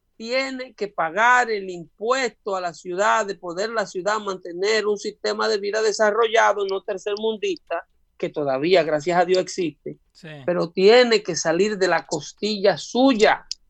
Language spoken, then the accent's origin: Spanish; United States; nosotros como americanos